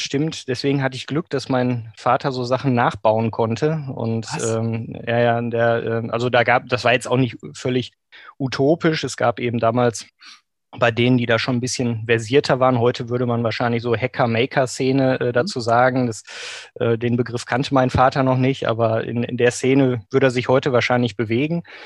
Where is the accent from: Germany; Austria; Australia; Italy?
Germany; Bochum, North Rhine-Westphalia; also born or lived in Maastricht; Ich bin im Grunde ein Kind des Ruhrgebiets, wie mhm. man so schön sagt äh, in Bochum geboren, auch äh, aufgewachsen